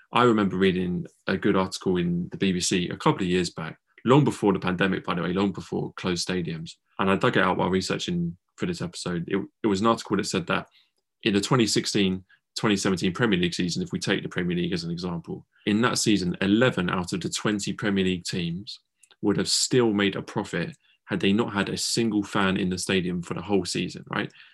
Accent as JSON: {"language": "English", "region": "England", "country": "United Kingdom", "said": "we're two English boys"}